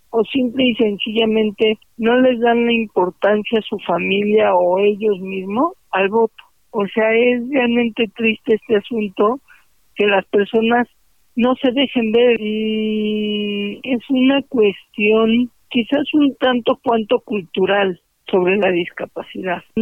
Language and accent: Spanish; Mexico; como ciudadanos mexicanos.